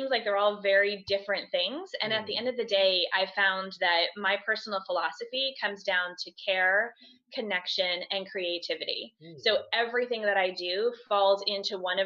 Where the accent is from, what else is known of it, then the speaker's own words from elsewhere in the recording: just outside of Philadelphia, Pennsylvania, United States; I'm actually from just outside of Philadelphia, Pennsylvania, in the States